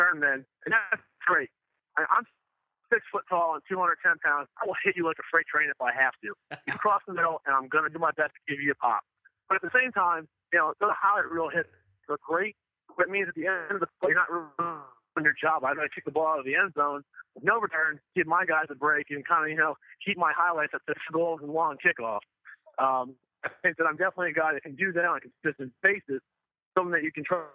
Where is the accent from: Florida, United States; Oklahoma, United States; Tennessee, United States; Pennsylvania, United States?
Pennsylvania, United States; Philadelphia; started playing arena ball for the Philadelphia Soul. It was really great to play in my hometown